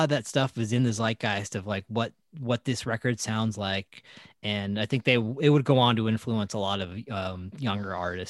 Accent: California, United States; And Neverland Ranch is close to where we grew up in Santa Barbara County.

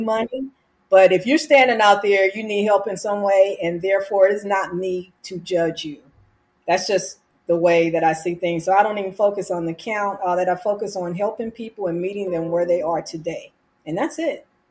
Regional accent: California, United States; now in Arizona, United States; I'm from California

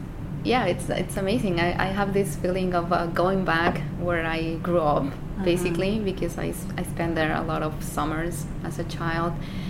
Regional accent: Mexico City, Mexico; moved away as an adult; also born or lived in San Luis Potosí; now in United States; I was born and raised in Mexico City

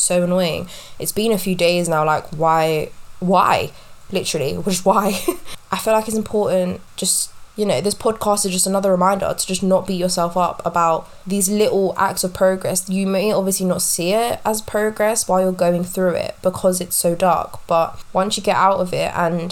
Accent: London, United Kingdom; I am born and raised in West London

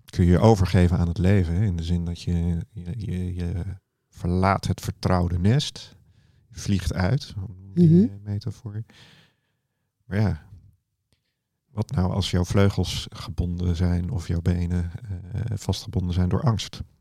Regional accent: Woerden, Utrecht, Netherlands; born there; Nee, nee, nee. Ik ben in Woerden geboren.

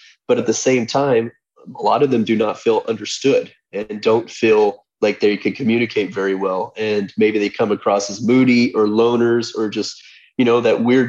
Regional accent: Portland, Oregon, United States; I came from Portland, Oregon, where the homeless population there is out of control.

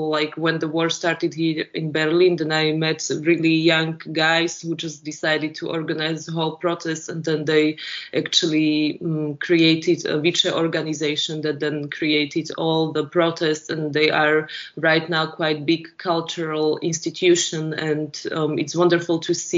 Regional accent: Slovakia; born there; English is a second language; It's like I was born in Slovakia, but the last 100 years before, it had so many different names.

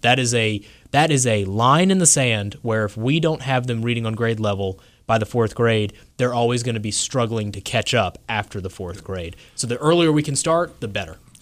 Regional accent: South Louisiana, United States; now in North Carolina, United States; I grew up in South Louisiana originally.

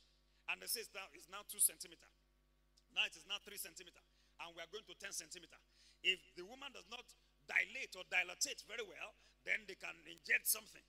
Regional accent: Ibadan, Oyo, Nigeria; We grew up in Mokola together

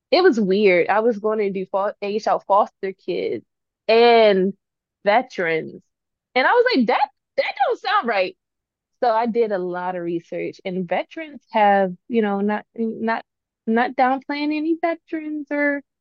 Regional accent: Salisbury, Maryland, United States; born there; also born or lived in Georgia, United States / Baltimore, United States; I used to live in Georgia. Um, I used to live in Baltimore. I was born in Salisbury.

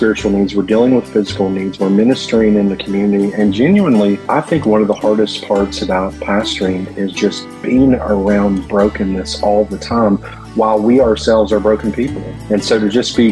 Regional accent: Martin County, Appalachia, Kentucky, United States; I grew up in Appalachia in the mountains of Martin County

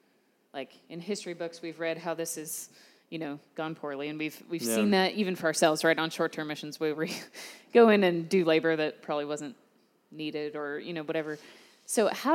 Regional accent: United States; I grew up in America

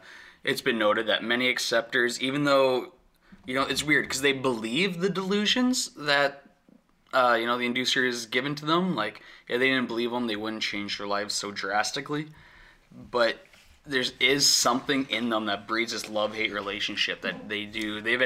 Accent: Alberta, Canada; I'm from South Central Alberta. Shit, around there, it's rough, bro.

